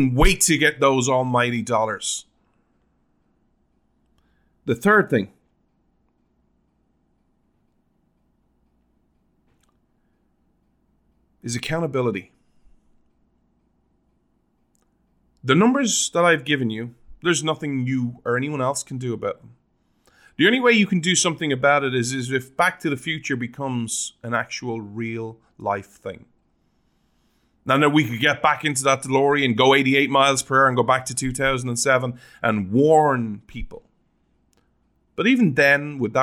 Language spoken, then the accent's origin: English; Ireland; now in Oklahoma, United States; still technically, legally, as an Irishman